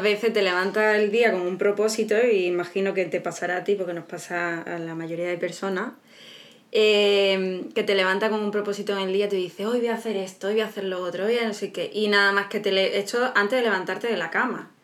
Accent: Málaga, Andalusia, Spain; somos de Málaga, Andalucía, España

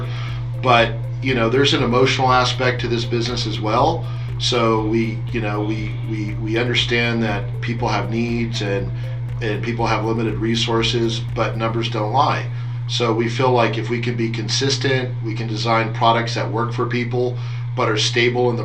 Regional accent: United States; being an American, growing up on the Mexican border

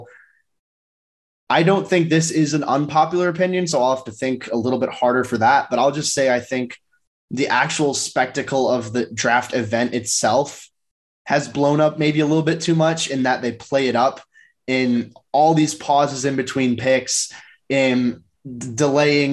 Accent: Midwest, United States; I'm probably biased being a Midwesterner

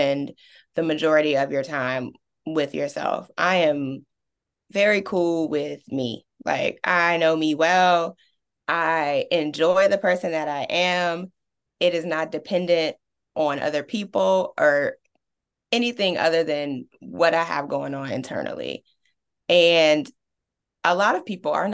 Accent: Richmond, Virginia, United States; growing up in Richmond's East End, my parents were definitely against me going to any zone school on this side of town

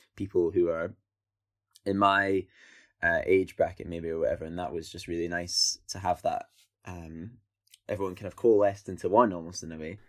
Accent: Scotland, United Kingdom; I'm Scottish and I come from, um, you know, outside of a city or whatever

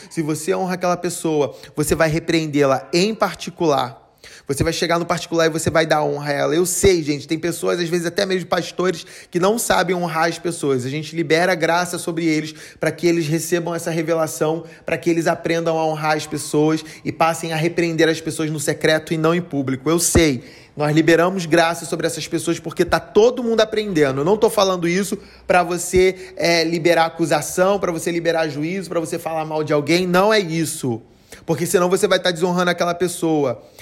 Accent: Rio de Janeiro, Brazil; a minha cidade, onde eu nasci, o Rio de Janeiro

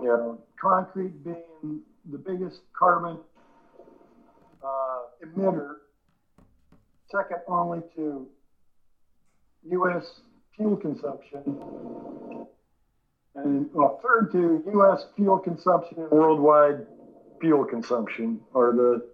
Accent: Humboldt County, California, United States; also born or lived in Canada / Detroit; I'm born in Canada, but I grew up in Humboldt County, California

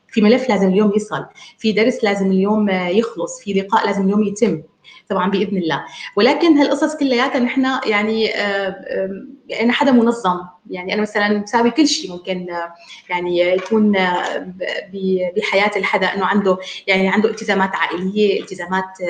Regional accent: Damascus, Damascus Governorate, Syria; من دمشق آه، سوريا

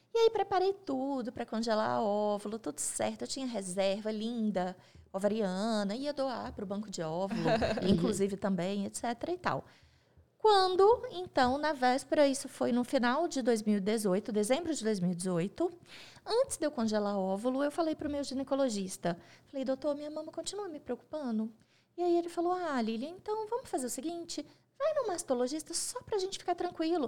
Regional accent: Coronel Fabriciano, Minas Gerais, Brazil; moved away as an adult; now in Belo Horizonte, Brazil; eu sou nascida em Coronel Fabriciano, mineira do interior

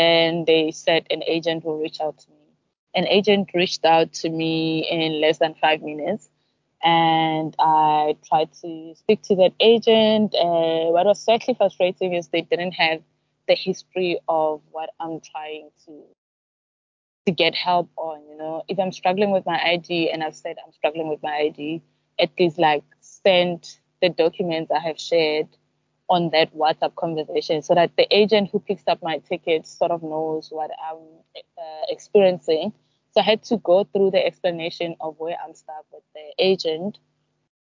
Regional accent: South Africa; now in Zanzibar, Tanzania; us in South Africa

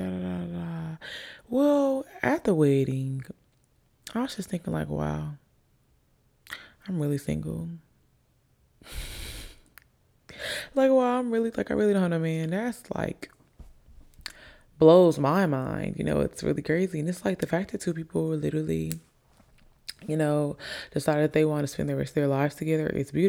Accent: Alabama, United States; also born or lived in Virginia / Italy / Jacksonville, Florida; I say I'm from Alabama because I've been here the longest. I've been here since I was about 8. I've been here since I was about 8. I was born in Virginia, moved to Italy, moved to Jacksonville, Florida, and then here we are.

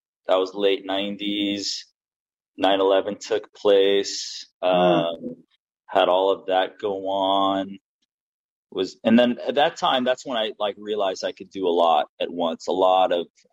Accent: Los Angeles, California, United States; also born or lived in Inglewood / Redondo Beach / Torrance / Long Beach; I'm from like the South Bay, LA.

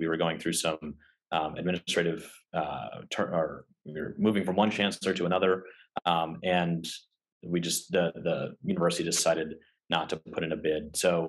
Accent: Chicago, Illinois, United States; moved away as an adult; now in St. Louis, United States; I'm originally from Chicago and have spent the last couple of years here in St. Louis studying at WashU.

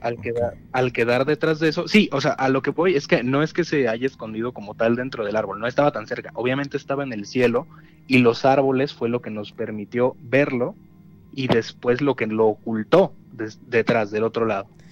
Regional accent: Mexico City, Mexico; now in Toluca, Mexico; nací allá en, el Bello DF

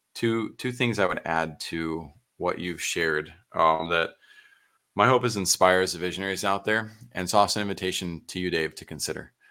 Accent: San Antonio, Texas, United States; I'm Texan through and through, San Antonio

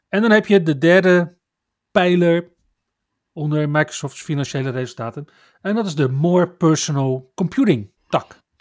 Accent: Netherlands; we als Nederlanders

